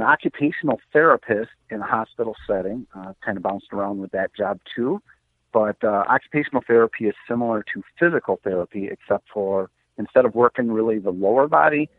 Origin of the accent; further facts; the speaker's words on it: Marengo, Illinois, United States; also born or lived in Milwaukee, Wisconsin / Racine, Wisconsin; I grew up in Marengo, Illinois. My dad still lives in the exact same house I was raised